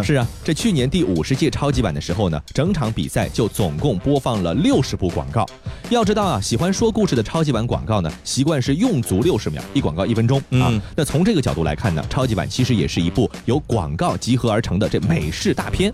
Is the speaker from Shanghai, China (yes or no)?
yes; Shanghai, China; 就是阿拉上海人讲的味之手